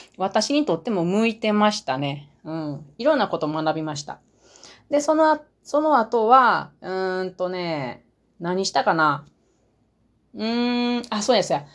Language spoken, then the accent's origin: Japanese; Matsusaka, Mie, Japan; accent: Mie dialect (Matsusaka dialect); 三重県松阪市が出身地です。なので私の言葉は、三重、三重弁ですけれども、その中でも松阪弁。